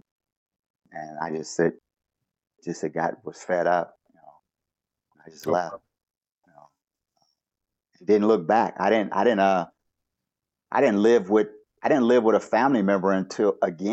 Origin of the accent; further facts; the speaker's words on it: Los Angeles, California, United States; I grew up in Los Angeles, but I grew up by the beach and in the hood